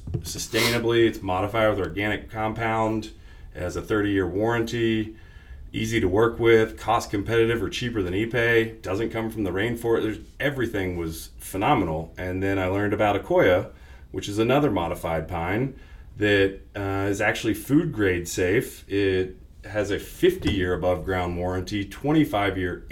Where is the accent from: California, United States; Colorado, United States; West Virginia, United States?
West Virginia, United States; moved away as an adult; now in Austin, United States; I grew up in West Virginia, moved to Austin in 2006 to practice landscape architecture